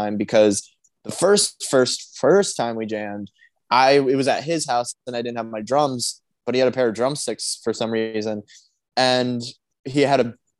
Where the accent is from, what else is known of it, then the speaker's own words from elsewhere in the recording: Sylvania, Ohio, United States; in Ohio, like right where we grew up in Sylvania